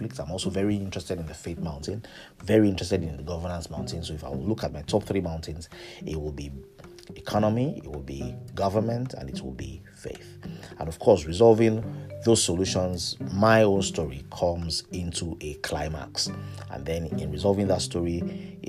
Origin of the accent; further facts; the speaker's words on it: Ilorin, Kwara, Nigeria; I was born in Ilorin to a civil servant's parents